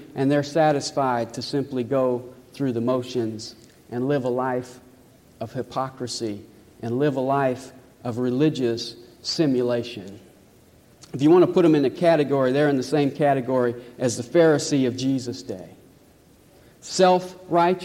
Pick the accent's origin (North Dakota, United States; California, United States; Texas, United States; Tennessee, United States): Tennessee, United States; Nashville; I was born in Nashville, raised in Nashville.